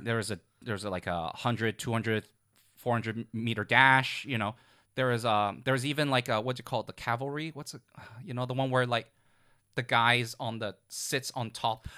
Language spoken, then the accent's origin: English; Hong Kong; when I was growing up in Hong Kong, I also went to tutoring right after school